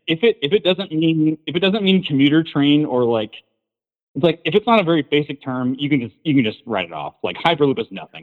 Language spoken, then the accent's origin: English; California, United States; moved away; also born or lived in Washington State; I was born in California, and I went to school in Washington State for a long time